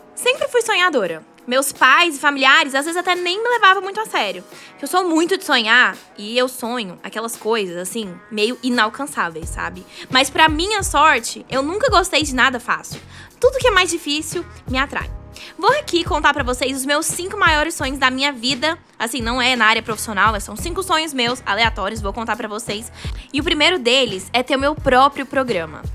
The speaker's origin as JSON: {"language": "Portuguese", "town": "Goiânia", "region": "Goiás", "country": "Brazil", "said": "sou de Goiânia, sou uma brasileira comum"}